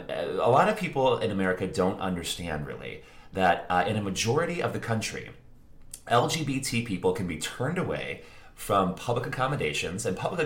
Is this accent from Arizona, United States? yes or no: no; Northwest Indiana, United States; moved away as an adult; now in Chicago, United States; So, like Andrew said, I was born in Indiana. I grew up in Indiana. I went to school in Indiana. I went to university in Indiana. And I moved to Chicago later on.